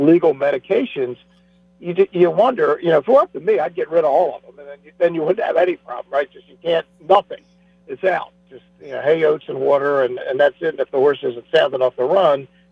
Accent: Baltimore, Maryland, United States; I grew up in Baltimore

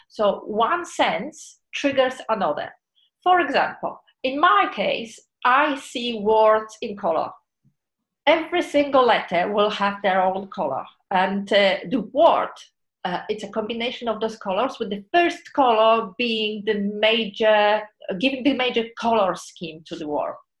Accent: Poland; moved away as an adult; I was born in Poland.

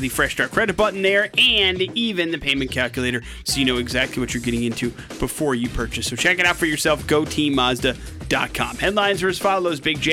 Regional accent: Wisconsin, United States; growing up in Wisconsin

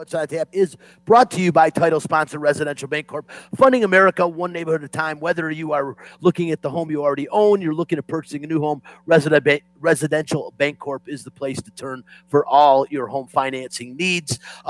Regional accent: Detroit, Michigan, United States; my hometown team, I got to talk about them, the Detroit Lions.

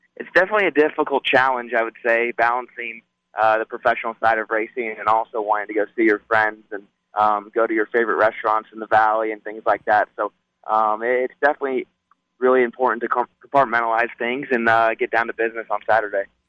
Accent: Las Vegas, Nevada, United States; here in my hometown

